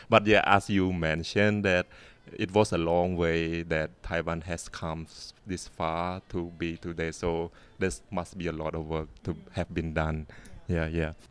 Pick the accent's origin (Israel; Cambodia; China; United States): Cambodia; English is a second language; you know I'm from Cambodia and then you may have heard some practice in Cambodia as well